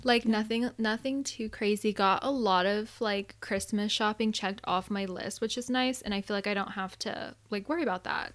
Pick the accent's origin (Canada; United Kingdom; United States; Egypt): United States; Arizona; also born or lived in Southern California; now in California, United States; I'm from Arizona and so I didn't grow up with like a ton of snow